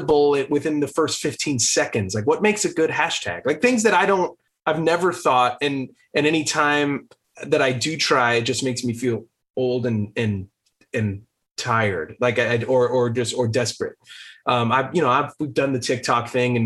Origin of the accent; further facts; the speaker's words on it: Los Angeles, California, United States; we grew up going to our dad's like local LA shows